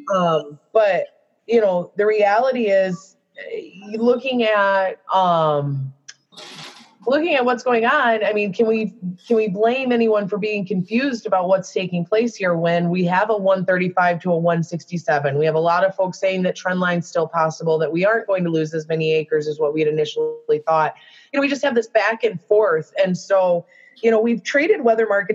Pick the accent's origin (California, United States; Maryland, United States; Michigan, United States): Michigan, United States; I'm from Michigan